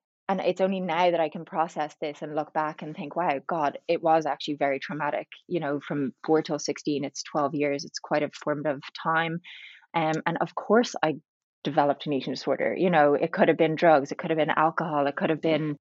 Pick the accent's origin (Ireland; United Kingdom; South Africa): Ireland; also born or lived in Dublin; So I'm Irish. I live in Dublin.